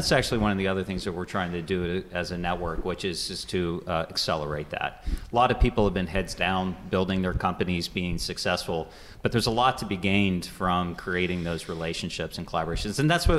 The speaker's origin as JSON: {"language": "English", "region": "Florida", "country": "United States", "tie": "born or raised there", "also_born_or_lived": "Louisiana, United States", "said": "I have ties to southwestern Pennsylvania. I grew up in other parts of the country, including Florida and actually Louisiana."}